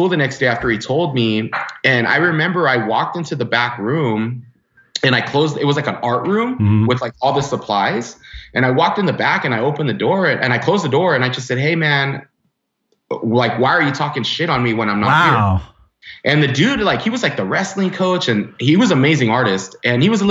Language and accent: English; Los Angeles, California, United States; I grew up in the San Fernando Valley and then my parents divorced